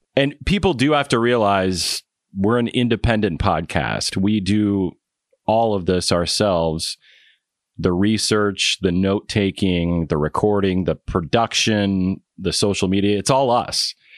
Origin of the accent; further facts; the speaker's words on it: Iowa, United States; my home state, but we are going to go back to Iowa